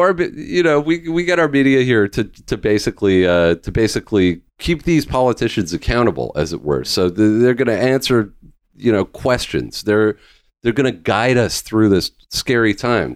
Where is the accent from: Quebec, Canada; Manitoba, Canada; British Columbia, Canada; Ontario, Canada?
British Columbia, Canada; Vancouver Island; I grew up in Va, uh, in British Columbia, I grew up on Vancouver Island